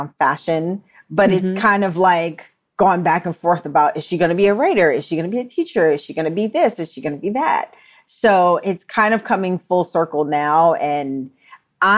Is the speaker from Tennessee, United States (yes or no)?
no; New York, United States; moved away as an adult; also born or lived in Delaware; I'm from New York, they assumed that I went to FIT. But I wanted to just get out of New York